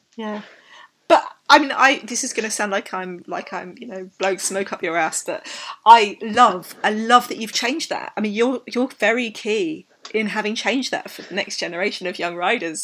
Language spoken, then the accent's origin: English; United Kingdom; I'm British